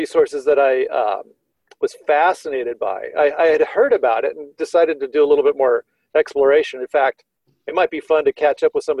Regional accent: Tempe, Arizona, United States; I grew up in Tempe near Arizona State University

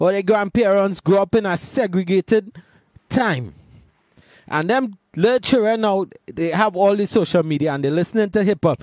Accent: Laventille, Trinidad & Tobago; grew up in Lavantil

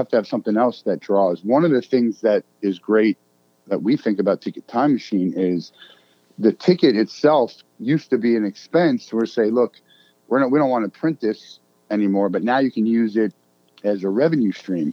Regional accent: Marlboro, New Jersey, United States; I grew up in Marlboro, New Jersey

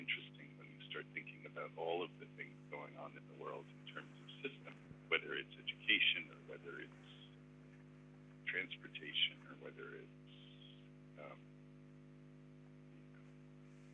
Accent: Connecticut, United States; also born or lived in Israel; I was born in Israel, and I came here. My parents were academics, and I came here when, you know, I was four and grew up mostly in Connecticut outside of New York

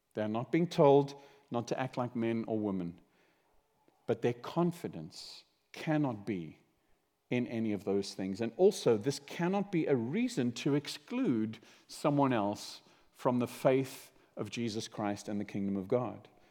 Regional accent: South Africa; I grew up in South Africa

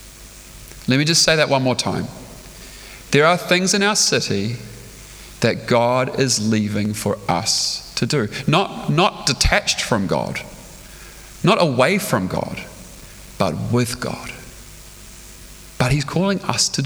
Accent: Stratford, Taranaki, New Zealand; now in Auckland, New Zealand; I spent my life growing up in Stratford

